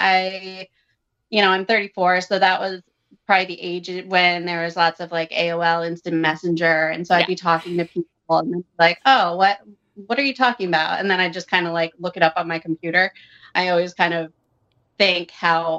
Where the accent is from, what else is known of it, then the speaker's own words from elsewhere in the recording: suburb of Providence, Rhode Island, United States; I am from Rhode Island, and I work in investments. I grew up in a small town, suburb of Providence, Catholic